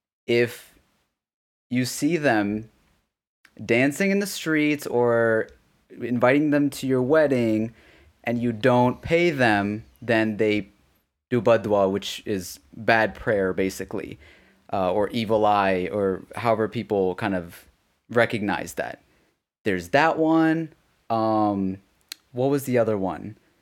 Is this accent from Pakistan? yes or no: yes; Pakistan; so I grew up there briefly in Pakistan.